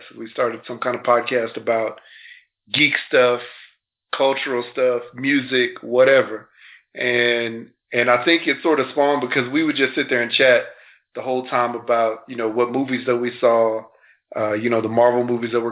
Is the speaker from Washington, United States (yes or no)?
no; Houston, Texas, United States; Yeah, I grew up in Houston.